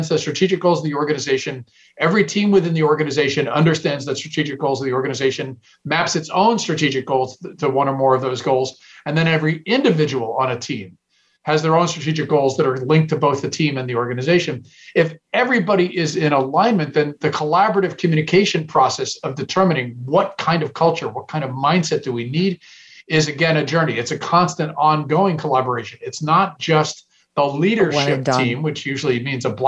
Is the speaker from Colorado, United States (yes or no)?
no; Silicon Valley, California, United States; I'm from Silicon Valley